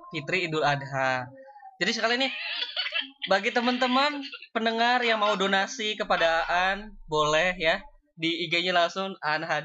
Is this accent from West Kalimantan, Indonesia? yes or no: no; Banten, Indonesia; karena emang kita juga berasal dari Banten gitu kan